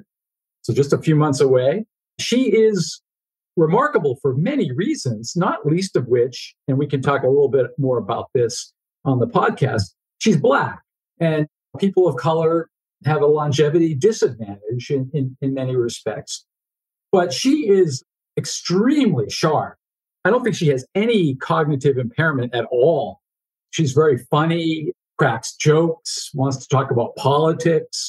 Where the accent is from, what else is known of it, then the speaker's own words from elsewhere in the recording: Foxborough, Massachusetts, United States; moved away; still living in the house I grew up in Foxborough, Massachusetts